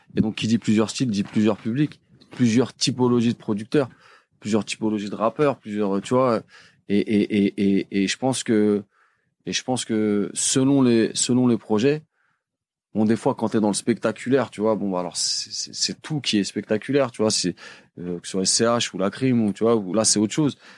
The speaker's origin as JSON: {"language": "French", "town": "Paris", "region": "Île-de-France", "country": "France", "said": "je suis de Paris"}